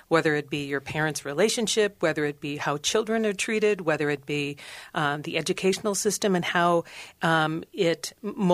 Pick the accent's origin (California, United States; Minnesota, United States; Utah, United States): Minnesota, United States; Cambridge; I grew up in Cambridge, Minnesota